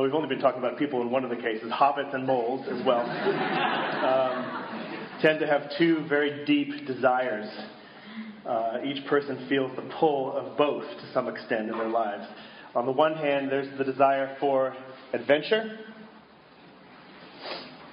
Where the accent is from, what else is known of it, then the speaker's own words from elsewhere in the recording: Boston, Massachusetts, United States; I grew up in Boston, where supposedly the TV show Cheers was from